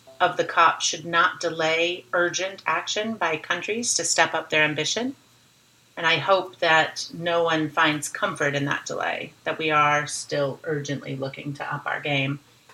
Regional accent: Littleton, Colorado, United States; moved away as an adult; also born or lived in Seattle; I grew up in Littleton, Colorado, a suburb of Denver, Colorado.

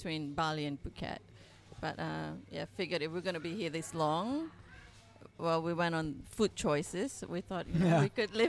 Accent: Malaysia

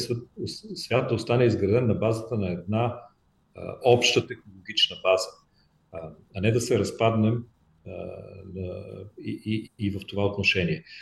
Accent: Bulgaria

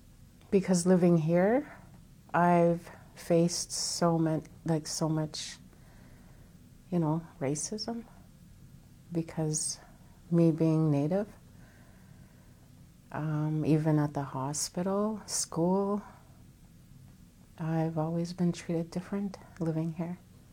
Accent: Sandy Lake, Ontario, Canada; moved away; I came from Sandy Lake, Ontario, fly-in community. When I first came out, you could just sense that, you know, I was here and I was a different person.

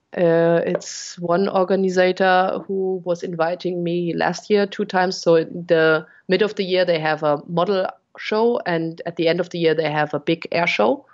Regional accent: Munich, Bavaria, Germany; also born or lived in Cologne area, Germany; now in Cologne, Germany; Originally, I come from Munich

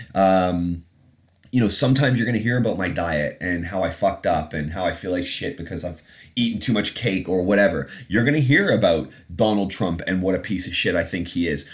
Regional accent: Canada; moved away as an adult; also born or lived in England; now in London, United Kingdom; an accent. Uh, that's from growing up in Canada. I was born in England, but have been back after 20 some odd years in Canada.

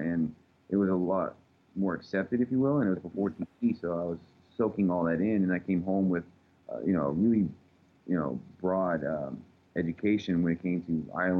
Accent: Texas, United States; I'm just from Texas

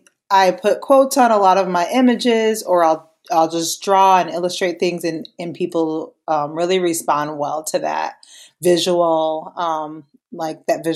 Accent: Minnesota, United States; I am from Minnesota, where I'm married to my husband and we have two kids here.

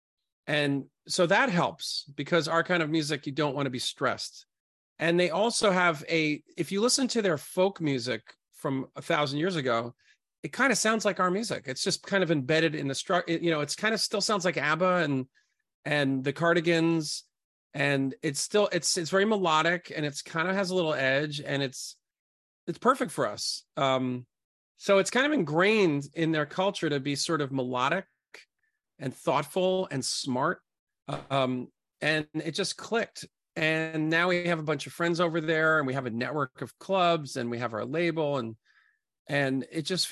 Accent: New York City, New York, United States; I grew up in Brooklyn, Coney Island.

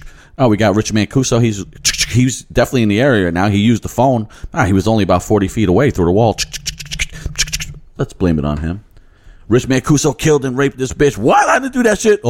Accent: United States; as an American

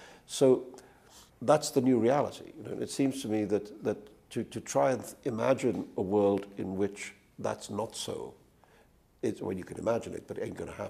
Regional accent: India; also born or lived in England; now in United States; I was a migrant from India to England. I was a migrant from England to the United States. I mean, I spent my life being a migrant

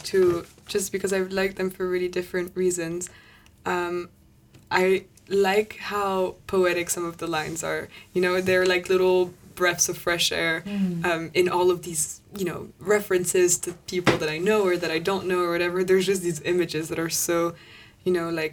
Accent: Paris, Île-de-France, France; I grew up in Paris, but my family's Irish and Italian

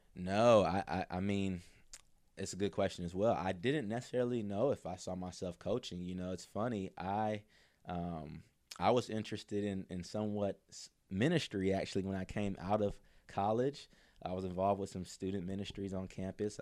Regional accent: near Mercer, Georgia, United States; Mercer was right near my hometown

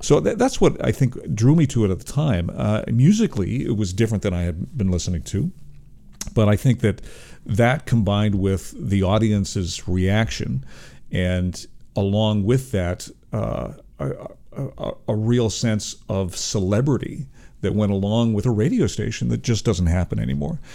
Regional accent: Toronto, Ontario, Canada; I was born in Toronto

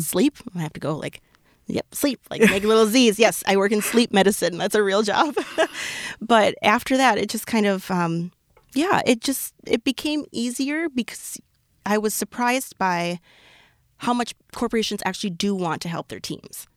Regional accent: Minnesota, United States; I'm so Minnesotan.

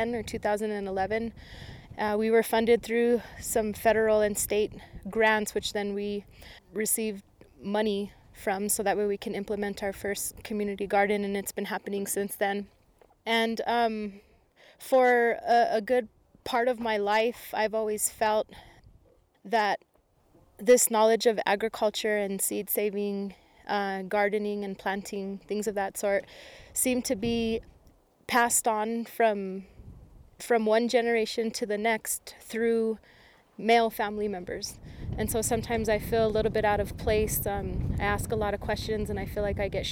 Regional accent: Isleta Pueblo, New Mexico, United States; I'm from the Pueblo of Isleta

